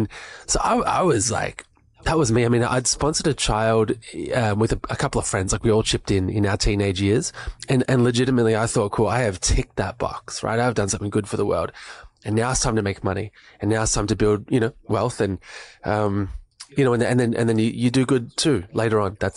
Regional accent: Melbourne, Victoria, Australia; moved away as an adult; now in Sunshine Coast, Australia; I grew up in Melbourne

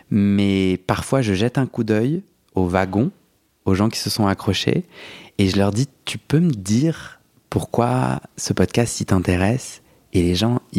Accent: Algeria; now in France; Moi j'ai grandi en Algérie, en algérien, sans aucun témoignage sans, aucun, sans aucun référent.

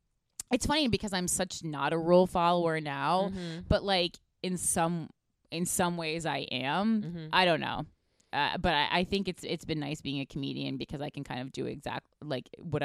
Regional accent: Union, New Jersey, United States; I'm from Union, New Jersey. So, I mean, there's certainly drugs there, home of Artie Lang.

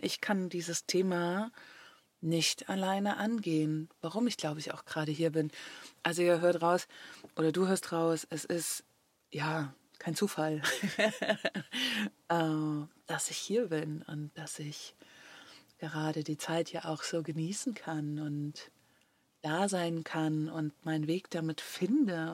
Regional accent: Germany; moved away as an adult; Deutschland ist eben da, wo ich aufgewachsen bin

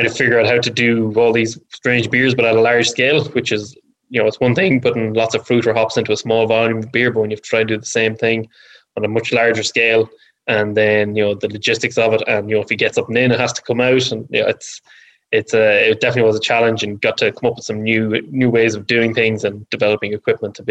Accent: Ireland; as an Irish person

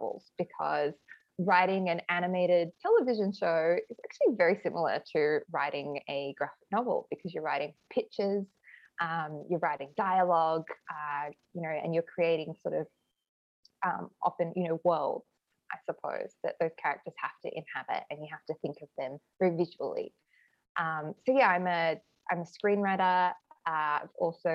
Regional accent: Adelaide, South Australia, Australia; now in Sydney, Australia; I am speaking to you from Adelaide right now, my hometown

